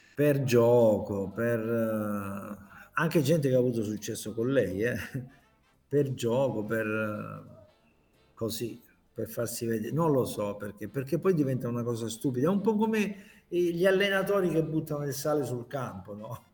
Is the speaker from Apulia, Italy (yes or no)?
yes; Taranto, Apulia, Italy; also born or lived in Lizzano; now in Milan, Italy; Taranto, la mia città